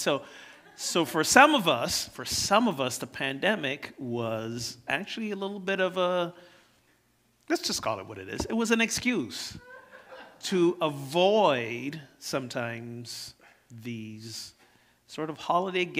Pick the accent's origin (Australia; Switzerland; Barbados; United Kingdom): Barbados; now in United States; I didn't grow up here in the U.S. I grew up in Barbados.